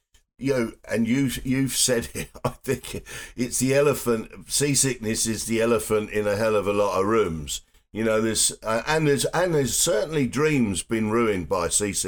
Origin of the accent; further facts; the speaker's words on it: England, United Kingdom; Dick and I are English.